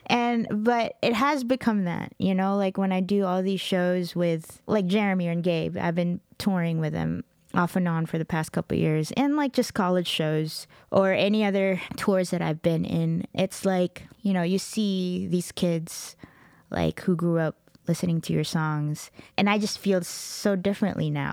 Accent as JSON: {"language": "English", "area": "Dallas–Fort Worth", "region": "Texas", "country": "United States", "tie": "born or raised there", "also_born_or_lived": "Middle East / Los Angeles", "said": "I grew up in Texas"}